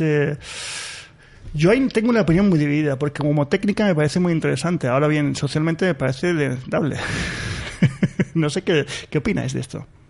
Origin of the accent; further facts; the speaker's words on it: Spain; yo soy español, estoy encantado de serlo